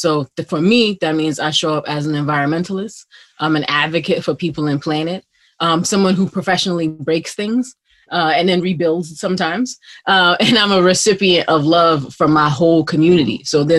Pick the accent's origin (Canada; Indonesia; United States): United States; New York City, New York; I'm from Flatbush, Brooklyn.